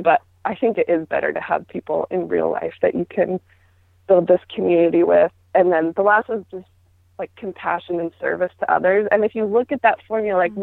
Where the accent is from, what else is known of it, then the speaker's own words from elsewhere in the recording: Utah, United States; I grew up in Utah where that was that was the norm